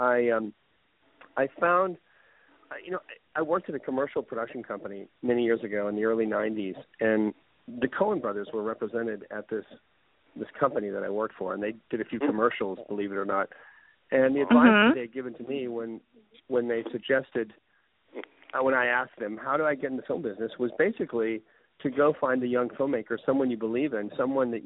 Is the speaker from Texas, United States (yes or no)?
yes; Houston, Texas, United States; moved away as an adult; also born or lived in Jackson, Mississippi / Waco, Texas; now in Los Angeles, United States; I was born in Jackson, Mississippi, of all places. And my mother, when I was 3 years of age, we moved to Houston. And we stayed there until I went away to college at Baylor University in Waco, Texas.